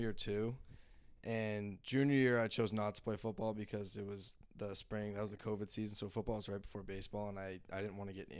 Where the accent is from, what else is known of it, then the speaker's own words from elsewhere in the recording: Norfolk, Massachusetts, United States; I'm from Norfolk, Massachusetts, so about an hour away from Boston.